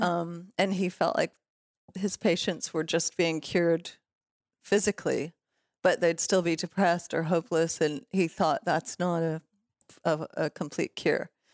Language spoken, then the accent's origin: English; Los Angeles, California, United States; also born or lived in Toronto, Canada / Mexico; we moved to L A when I was five, and I grew up in West Hollywood and, um, Silver Lake